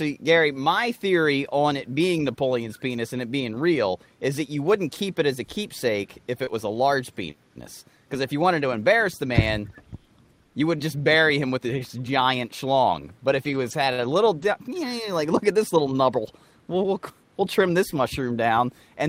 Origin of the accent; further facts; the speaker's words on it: Ireland; And as an Irishman, I commend you.